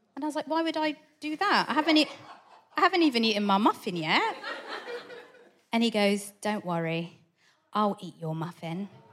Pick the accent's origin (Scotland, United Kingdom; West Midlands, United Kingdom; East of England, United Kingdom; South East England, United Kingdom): South East England, United Kingdom; Portsmouth; I grew up in Portsmouth